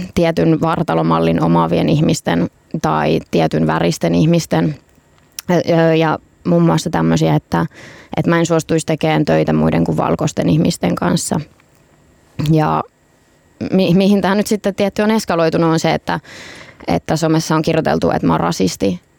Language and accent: Finnish; Tampere, Pirkanmaa, Finland; Tampereelta, mistä mä oon itsekin kotoisin.